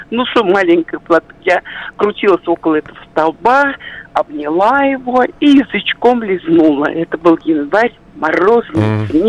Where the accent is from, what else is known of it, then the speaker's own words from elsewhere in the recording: Moscow, Russia; Мне было, наверное, лет шесть. Это было в сорок седьмом году, ну, после войны сразу. мы жили в Тушино, напротив там, Тушинского аэродрома.